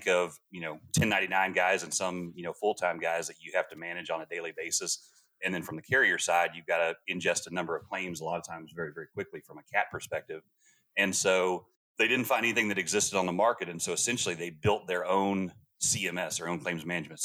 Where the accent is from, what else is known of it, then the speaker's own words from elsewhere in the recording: Texas, United States; also born or lived in San Antonio, Texas; I grew up in Texas